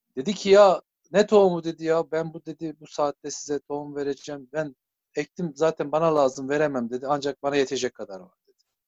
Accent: Muratlar, Turkey; bizim Muratlar köyü büyük bir köy

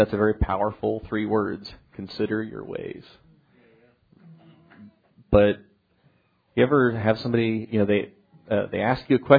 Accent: Kansas, United States; growing up in Kansas, I know nothing about farming.

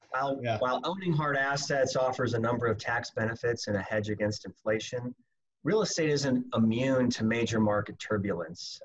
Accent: Omaha, Nebraska, United States; moved away as an adult; now in Phoenix, United States; I'm originally from Omaha, Nebraska. Came down here to Phoenix about 18 years ago

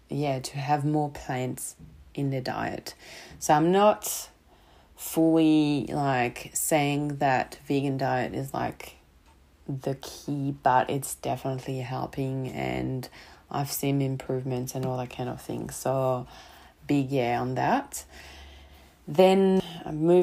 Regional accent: Paris, Île-de-France, France; English is a second language; moved away as an adult; also born or lived in rural Victoria, Australia; now in Victoria, Australia; I'm not an English native speaker. I'm coming from France and from Paris, actually.

